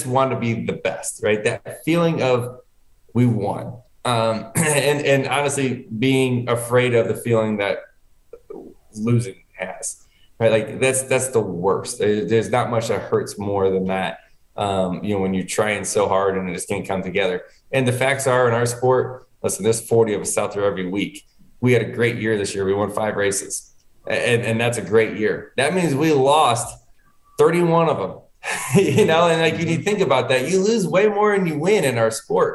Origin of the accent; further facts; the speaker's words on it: Connecticut, United States; moved away; I was born in Connecticut. I was living up there